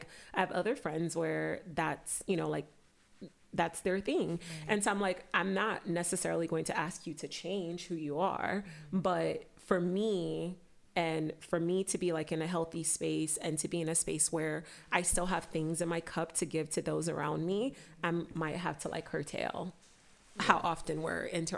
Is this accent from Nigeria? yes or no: yes; Nigeria; growing up, I was a people pleaser. I was like, and part of that is just, you know, being Nigerian, it's you listen to your elders